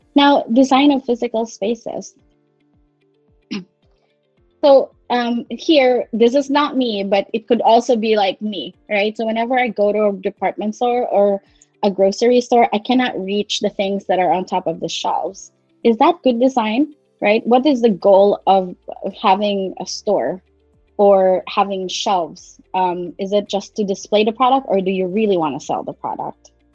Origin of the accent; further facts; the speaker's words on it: Philippines; moved away as an adult; also born or lived in Manila; now in United States; I hail from Philippines. Um, I'm based in the United States right now, and I've been here for about 15 years.